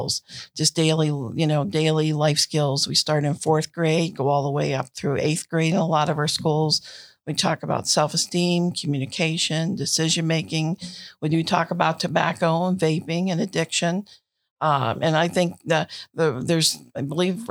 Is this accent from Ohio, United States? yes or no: yes; New Philadelphia, Ohio, United States; I'm actually from New Philadelphia